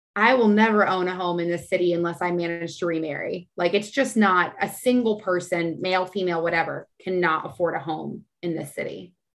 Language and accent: English; San Antonio, Texas, United States; now in Austin, United States; I'm from San Antonio.